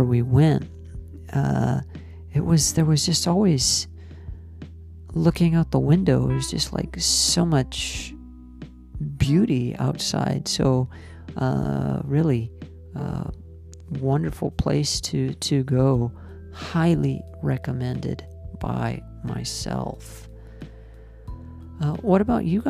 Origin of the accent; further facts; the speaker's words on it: United States; now in Nagoya, Japan; I'm an American